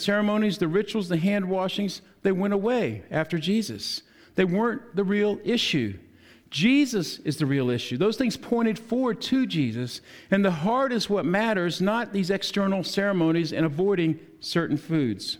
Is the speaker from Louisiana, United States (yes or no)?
yes; New Orleans, Louisiana, United States; I was born in New Orleans